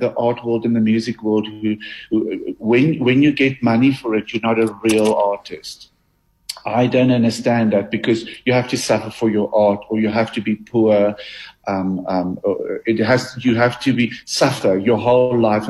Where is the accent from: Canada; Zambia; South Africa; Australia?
South Africa; Harrismith, Free State; In the Free State. I grew up in Harry Smith.